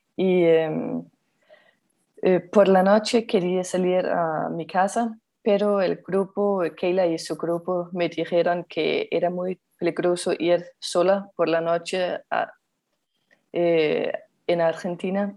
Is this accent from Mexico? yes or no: no; Denmark; Spanish is a second language; soy danesa y vivo en Dinamarca